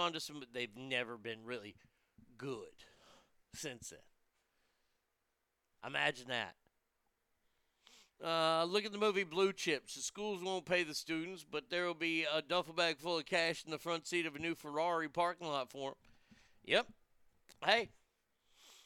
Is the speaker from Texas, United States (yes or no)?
yes; Texas, United States; here in my home state of Texas, right in my backyard